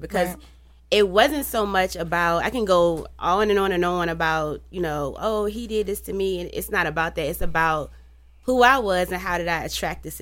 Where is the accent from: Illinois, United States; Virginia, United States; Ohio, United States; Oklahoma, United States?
Virginia, United States; Petersburg; I'm from Petersburg